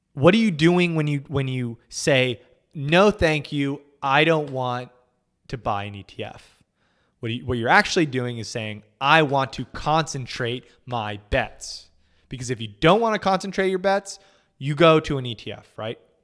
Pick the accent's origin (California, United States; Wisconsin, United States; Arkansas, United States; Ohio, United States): California, United States; moved away; I grew up in California